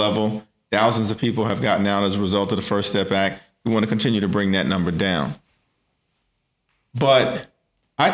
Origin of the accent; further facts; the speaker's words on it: New York City, New York, United States; I was born in Brooklyn Hospital, raised in Central Brooklyn by two working class parents